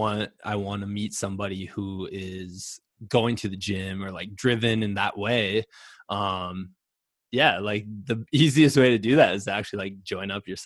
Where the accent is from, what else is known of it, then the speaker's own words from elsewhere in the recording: Midwest, United States; Which, by the way, I'm from the Midwest.